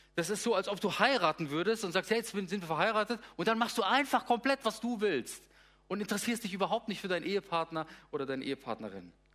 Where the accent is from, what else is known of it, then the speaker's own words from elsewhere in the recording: Darmstadt, Hesse, Germany; moved away as an adult; also born or lived in Gummersbach; now in Lippe, Germany; Ich bin aufgewachsen in Südhessen, in Darmstadt, habe dort äh, ja, so ziemlich meine ganze Kindheit und Jugendzeit verbracht bis zum 18. Lebensjahr